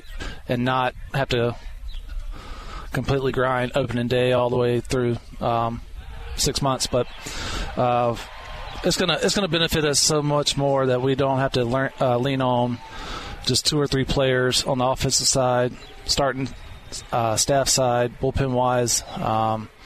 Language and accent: English; South Carolina, United States; I grew up in South Carolina